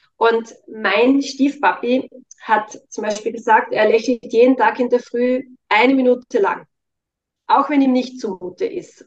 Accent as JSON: {"language": "German", "region": "Styria", "country": "Austria", "said": "Ich komme ja aus der Steiermark"}